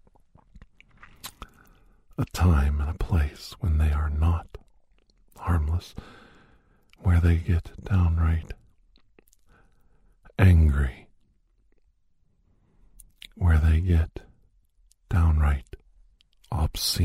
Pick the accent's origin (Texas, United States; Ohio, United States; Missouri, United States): Ohio, United States; Youngstown; where I grew up in Youngstown area